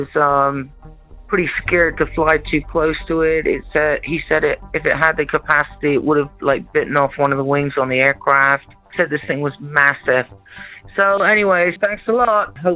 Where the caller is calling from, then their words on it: New Mexico, United States; I'm calling from New Mexico